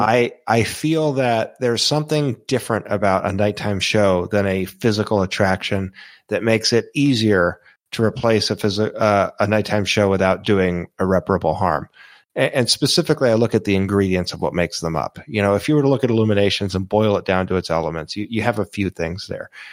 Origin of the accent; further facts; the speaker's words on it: Florida, United States; I grew up in Florida